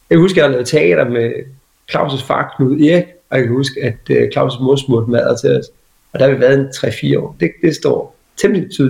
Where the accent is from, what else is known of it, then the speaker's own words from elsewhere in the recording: Hårby, Southern Denmark, Denmark; also born or lived in Assens; er født i, jeg er født i Assens, øh, og født øh, på, jeg, jeg boede de første mange år nede på Kærvangen i Hårby.